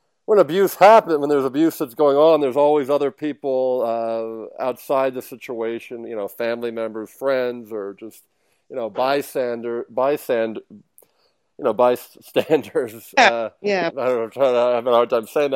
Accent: Philadelphia, Pennsylvania, United States; now in Miami, United States; I'm originally from the Philadelphia area, but now I'm in the Miami area.

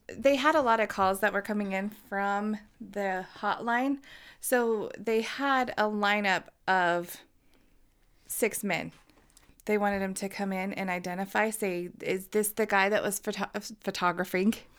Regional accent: Uinta Basin, Utah, United States; we're from the Uinta Basin and we talk like a bunch of hicks

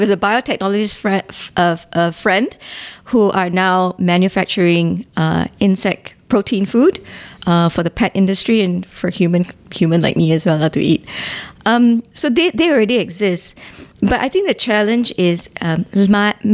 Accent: Ipoh, Perak, Malaysia; Growing up in Ipoh

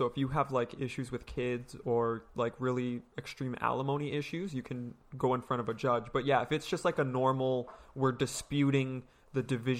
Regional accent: Canada; part of our rights as a Canadian

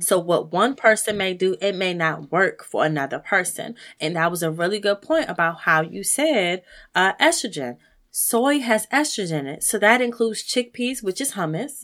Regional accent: United States; as African American people

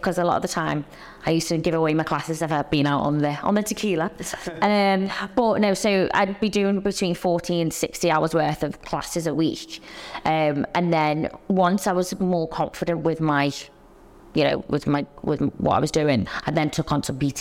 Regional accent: Liverpool, North West England, United Kingdom; accent: Liverpool; moved away as an adult; now in London, United Kingdom; So I grew up in Liverpool, but moved to London when I was 18 to go to dance college

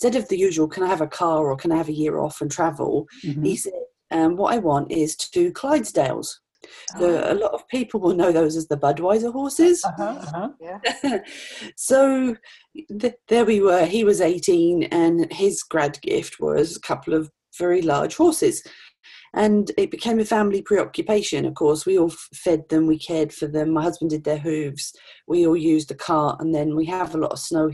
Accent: Norfolk, East of England, United Kingdom; now in Regina, Canada; I grew up in Norfolk, England

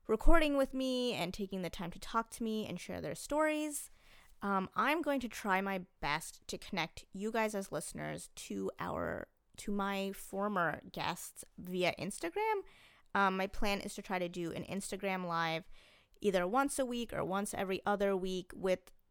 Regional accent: New Jersey, United States; a kid who grew up pretty much in New Jersey

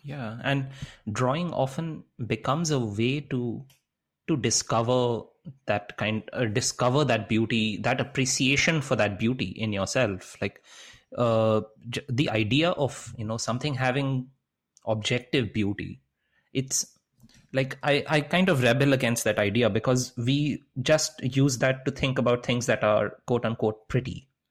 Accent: Kolkata, West Bengal, India; growing up in India, growing up in Calcutta

